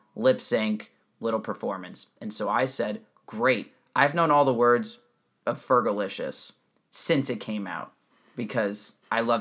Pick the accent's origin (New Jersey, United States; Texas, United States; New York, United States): New Jersey, United States; I grew up in New Jersey, where nobody went to public schools